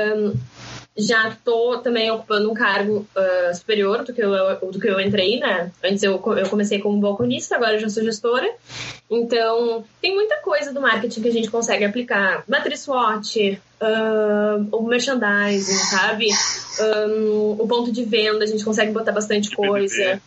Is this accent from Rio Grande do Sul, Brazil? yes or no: yes; Pinhal, Rio Grande do Sul, Brazil; moved away as an adult; now in Porto Alegre, Brazil; Eu moro em Porto Alegre há seis anos, mas eu sou da praia, né? sou de Pinhal. Então voltei para casa